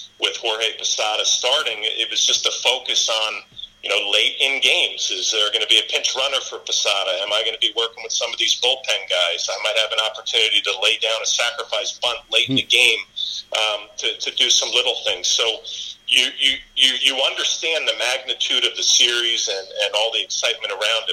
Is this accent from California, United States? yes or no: no; Rockland County, New York, United States; I grew up in Rockland County, New York